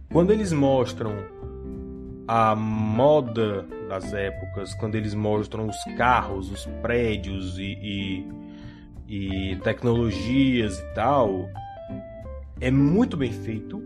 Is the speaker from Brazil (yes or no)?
yes; Brazil; eu sou brasileiro que assistia televisão